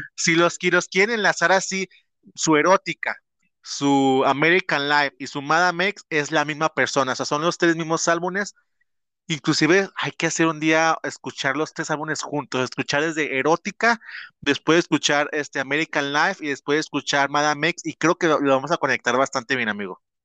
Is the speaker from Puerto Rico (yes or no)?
no; Mexico; born or raised there